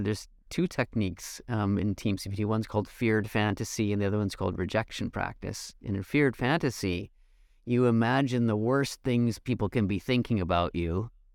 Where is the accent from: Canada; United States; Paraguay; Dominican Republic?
Canada; I'm Canadian